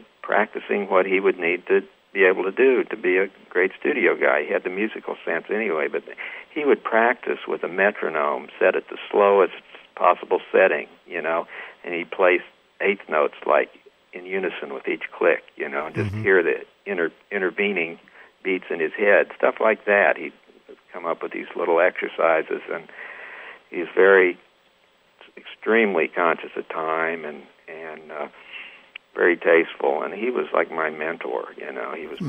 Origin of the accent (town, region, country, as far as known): Troy, Missouri, United States; born or raised there; moved away as an adult; also born or lived in Texas / Los Angeles / Nashville